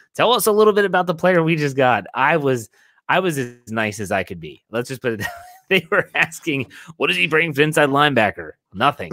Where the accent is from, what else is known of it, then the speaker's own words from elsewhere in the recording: West Virginia, United States; I'm from West Virginia. Um, I know a lot of my high school classmates are now in uh, in the coal mines in West Virginia working